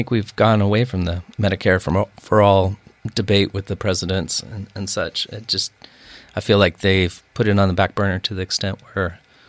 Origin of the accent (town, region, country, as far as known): Bothell, Washington, United States; born or raised there